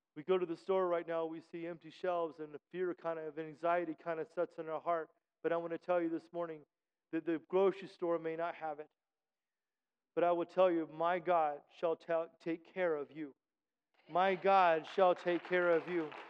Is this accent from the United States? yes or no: yes; United States; I'm an American